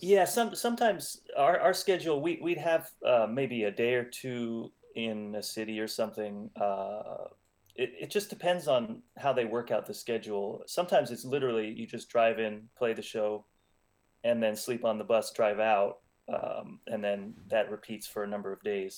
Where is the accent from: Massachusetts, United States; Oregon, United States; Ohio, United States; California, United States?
California, United States; Los Angeles; I'm from Los Angeles